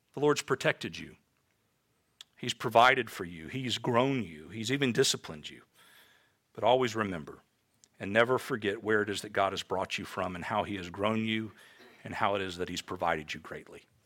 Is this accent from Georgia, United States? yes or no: no; Tampa, Florida, United States; I grew up in Tampa, Florida